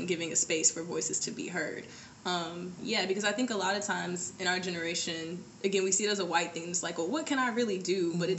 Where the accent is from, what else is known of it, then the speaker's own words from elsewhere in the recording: Birmingham, Alabama, United States; I'm from Birmingham, Alabama. I know I don't have an accent. And so I grew up with my grandmother in, like, the deep backwoods part of Alabama.